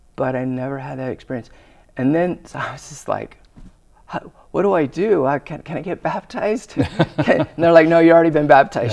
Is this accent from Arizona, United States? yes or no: yes; Glendale, Arizona, United States; I grew up in Arizona, and I grew up in Glendale